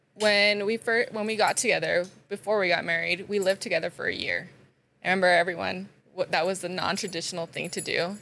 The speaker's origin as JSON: {"language": "English", "town": "Sugar City", "region": "Idaho", "country": "United States", "tie": "born or raised there", "also_born_or_lived": "Rexburg, Idaho", "said": "I am originally from Sugar City"}